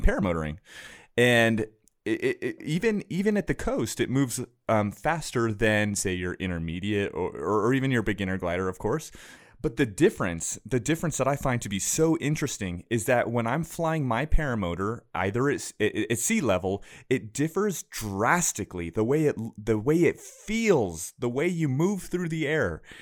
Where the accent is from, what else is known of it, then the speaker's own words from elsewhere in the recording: Camarillo, California, United States; moved away; my hometown and beautiful Camarillo, California, right along the coast